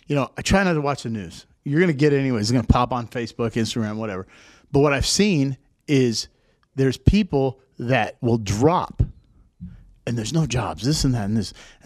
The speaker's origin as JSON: {"language": "English", "town": "Seattle", "region": "Washington", "country": "United States", "said": "Now, I came from Seattle. I know all about doom and gloom, okay?"}